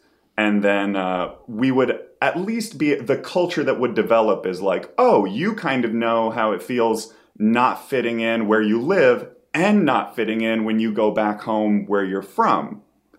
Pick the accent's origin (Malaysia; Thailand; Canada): Thailand; also born or lived in Cambodia / Romania; No, so my parents were missionaries, so I grew up in Thailand, Cambodia, and Romania.